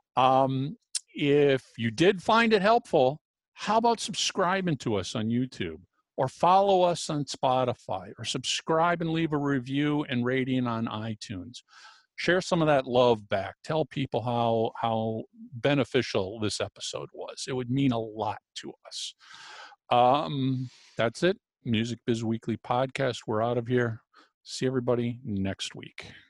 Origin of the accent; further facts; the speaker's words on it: United States; As an American